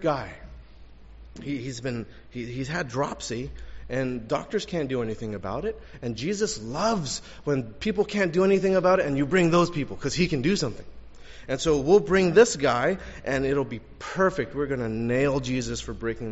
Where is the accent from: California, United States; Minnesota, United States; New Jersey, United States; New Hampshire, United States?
California, United States; Los Angeles; also born or lived in La Puente; I grew up in Elysian Park in L.A. Went to school in La Puente